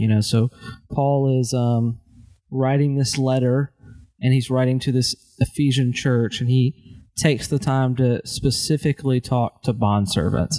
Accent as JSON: {"language": "English", "country": "United States"}